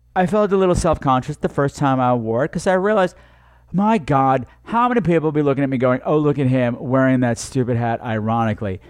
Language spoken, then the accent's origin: English; United States; I'm from New York